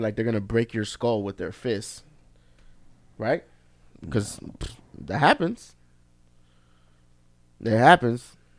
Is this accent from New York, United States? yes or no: yes; New York City, New York, United States; moved away; also born or lived in Miami, Florida; I grew up, you know, in Queens, in New York, and where I grew up in Queens is Flushing.